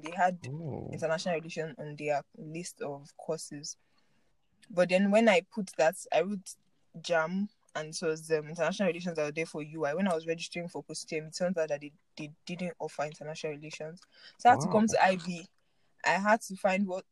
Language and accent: English; Lagos, Nigeria; born or raised there; moved away as an adult; also born or lived in Ibadan